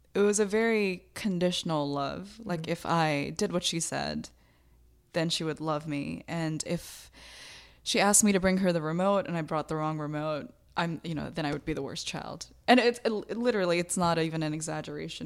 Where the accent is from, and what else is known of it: United States; born or raised there; also born or lived in Bangladesh